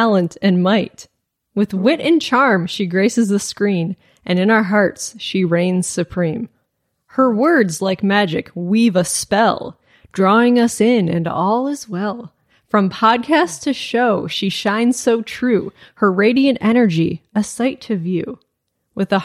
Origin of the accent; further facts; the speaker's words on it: Michigan, United States; I'm from Michigan. I said pop growing up.